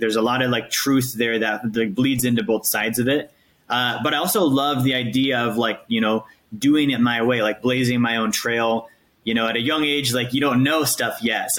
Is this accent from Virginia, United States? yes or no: no; Alaska, United States; moved away as an adult; also born or lived in Montana; now in Tampa, United States; I grew up in Alaska